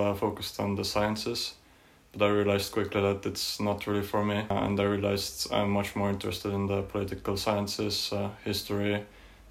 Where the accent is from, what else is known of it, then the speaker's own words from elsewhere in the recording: Tallinn, Harju County, Estonia; moved away as an adult; I'm from Tallinn, the capital city of Estonia